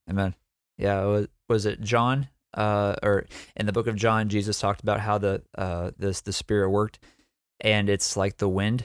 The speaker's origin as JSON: {"language": "English", "region": "Texas", "country": "United States", "tie": "born or raised there", "said": "I'm from Texas"}